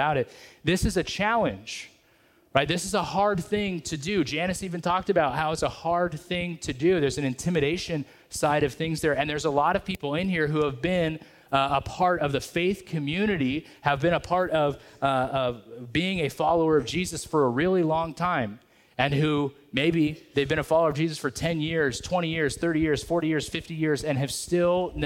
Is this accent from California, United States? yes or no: yes; Merced, California, United States; I grew up in the Merced area